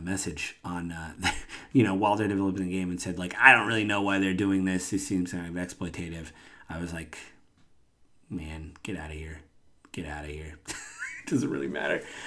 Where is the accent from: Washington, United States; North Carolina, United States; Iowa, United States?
Washington, United States; I'm from Washington State.